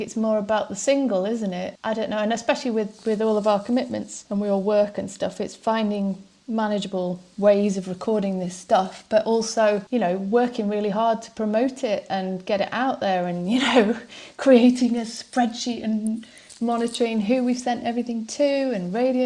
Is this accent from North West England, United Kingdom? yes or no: no; Stoke-on-Trent, West Midlands, United Kingdom; I'm from Stoke-on-Trent originally. My family were from Wigan